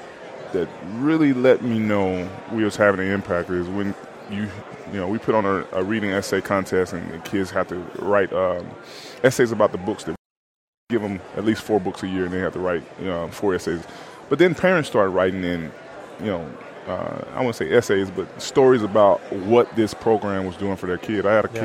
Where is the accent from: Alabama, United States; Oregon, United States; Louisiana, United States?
Alabama, United States; back in my home state of Alabama.